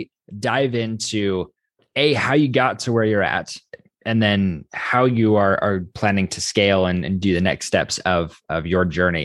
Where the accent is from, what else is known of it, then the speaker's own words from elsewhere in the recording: Idaho, United States; I'm a hick from Idaho.